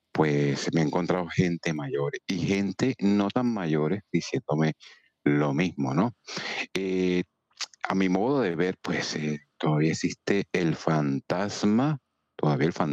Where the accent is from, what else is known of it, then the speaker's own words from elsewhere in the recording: Venezuela; now in Spain; me monto en un avión, como vine aquí de Venezuela para acá, y listo.